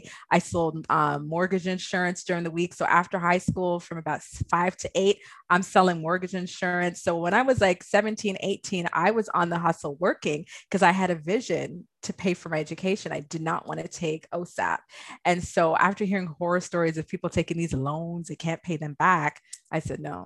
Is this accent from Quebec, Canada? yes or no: no; Toronto, Ontario, Canada; I grew up in Malvern, but I went to Laurier, which is like kind of by Galloway, Morningside area